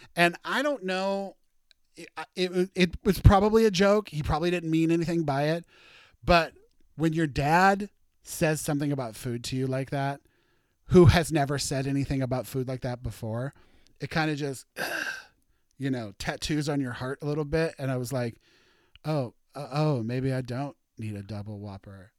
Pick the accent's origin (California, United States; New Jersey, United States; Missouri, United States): Missouri, United States; Warrenton; now in Seattle, United States; my hometown, Warrenton, tiny, teeny, tiny nothing town in Missouri